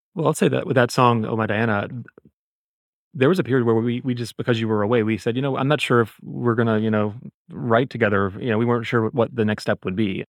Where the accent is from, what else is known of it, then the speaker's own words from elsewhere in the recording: Mobile, Alabama, United States; now in New York City, United States; I am originally from Mobile, Alabama. I live in New York City now